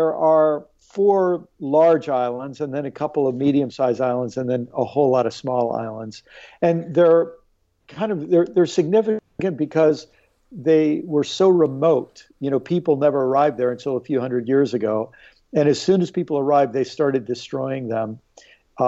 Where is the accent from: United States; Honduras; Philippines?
United States; Maryland; also born or lived in New York / Illinois; I was born in New York. I lived in Illinois for a little while, but spent most of my life in Maryland